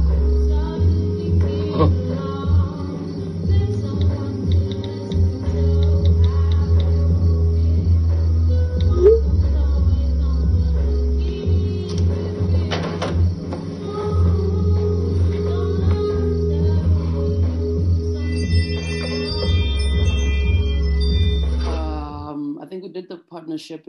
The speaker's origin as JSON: {"language": "English", "country": "South Africa", "said": "we're from South Africa"}